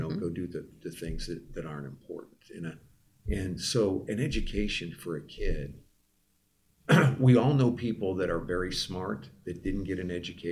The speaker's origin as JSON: {"language": "English", "region": "Midwest", "country": "United States", "said": "I come from the Midwest"}